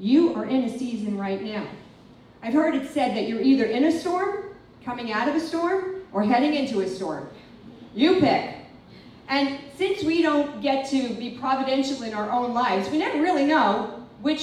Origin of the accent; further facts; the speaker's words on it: Long Island, New York, United States; moved away as an adult; also born or lived in Mexico City; I didn't grow up in Manhattan, I grew up in Long Island